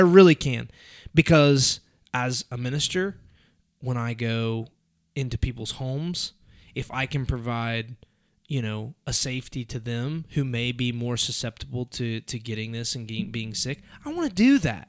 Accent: United States; I'm an American

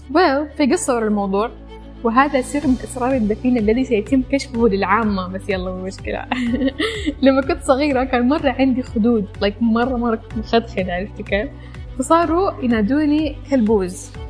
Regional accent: Iraq; also born or lived in Sudan / Saudi Arabia; now in Malaysia; انا عراقيه اتولدت في السودان وعشت في السعوديه وحاليا جالسه ادرس في ماليزيا

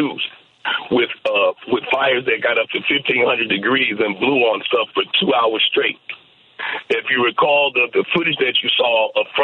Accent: Chicago, Illinois, United States; now in Maui, United States; as a Chicagoan

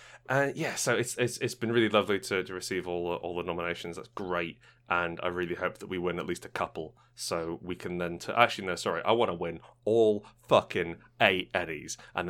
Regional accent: London, United Kingdom; I'm like, yeah, I'm from East London, actually.

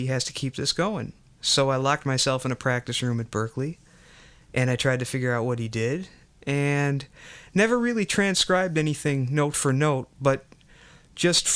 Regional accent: Buffalo, New York, United States; also born or lived in Lackawanna, New York; I was born in 1962 in Lackawanna, New York, and grew up in Buffalo

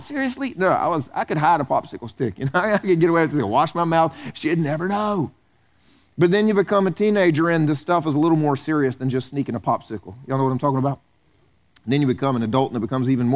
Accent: the South, United States; moved away; I grew up in the South

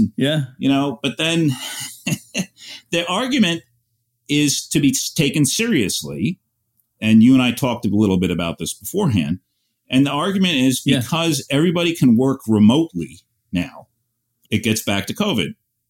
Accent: New York, United States; I'm a New Yorker. Yeah, we know. New York. I was born here, grew up in the burbs, moved here after college. 1988. So I've been here 32 years, raising my kids here.

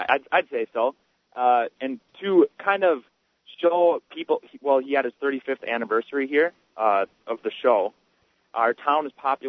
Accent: Avon, Minnesota, United States; I'm from Avon, Minnesota, kind of where Garrison Keillor started his Lake Wobegon Trail, Prairie Home Companion, that kind of thing.

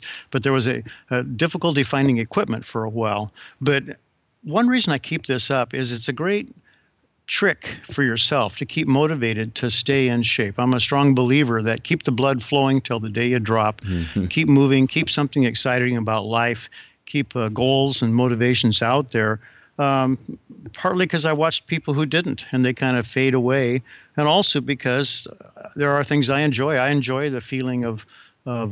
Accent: the Northwest, Pacific Northwest, United States; I'm from the Northwest

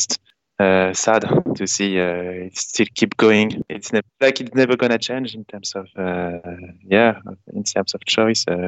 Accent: Paris, Île-de-France, France; I am from, I'm from Paris. So I'm one of these guys who is in Paris

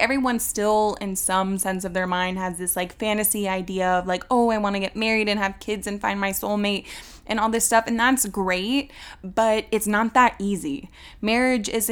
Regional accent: Georgia, United States; also born or lived in Virginia; I was born in Virginia, and when I was 5, I moved here to Georgia.

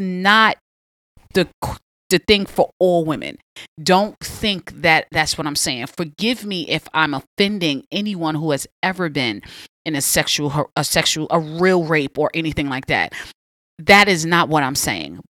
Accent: New York City, New York, United States; Born and raised Southside Jamaica, Queens all day

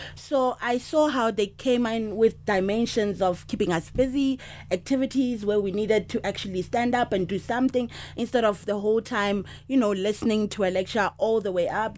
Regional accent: South Africa; I'm from South Africa.

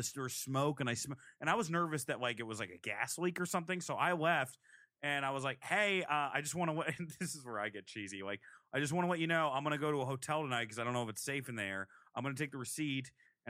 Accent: Providence, Rhode Island, United States; I'm from Providence.

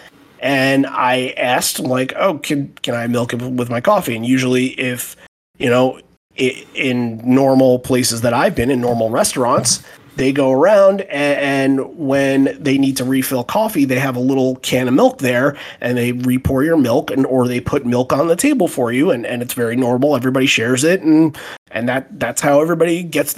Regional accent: Long Island, New York, United States; I was born on Long Island

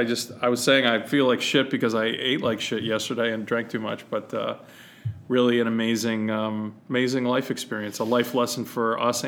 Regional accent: New England, United States; So, you know, to a New England kid

